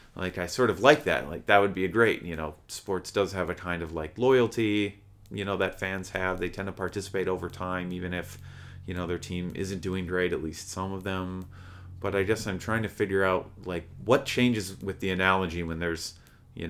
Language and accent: English; Minnesota, United States; I'm from Minnesota